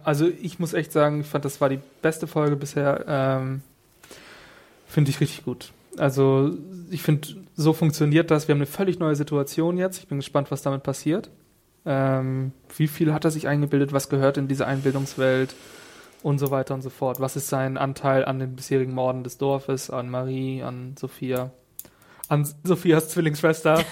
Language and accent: German; Northern Germany, Germany; ich als Norddeutscher